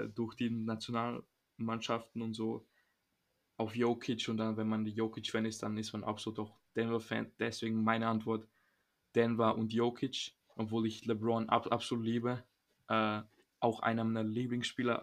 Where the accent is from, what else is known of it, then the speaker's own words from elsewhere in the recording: Serbia; moved away; ich komme aus Serbien